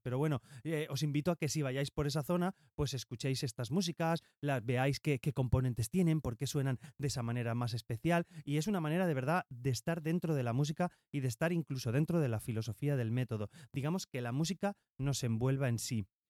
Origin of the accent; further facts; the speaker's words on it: Valencia, Valencian Community, Spain; yo soy de Valencia